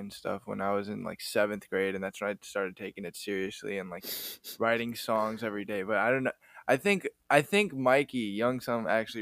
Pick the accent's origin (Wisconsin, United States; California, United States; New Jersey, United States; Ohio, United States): Wisconsin, United States; I'm from Wisconsin